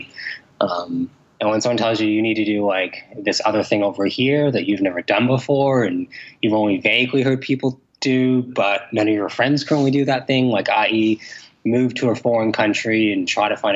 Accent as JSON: {"language": "English", "town": "Toronto", "region": "Ontario", "country": "Canada", "tie": "born or raised there", "accent": "Canadian", "said": "I'm from Toronto, Canada. That's where I was born"}